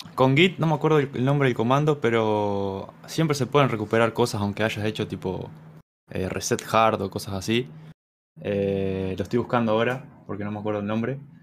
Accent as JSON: {"language": "Spanish", "country": "Uruguay", "said": "soy de Uruguay"}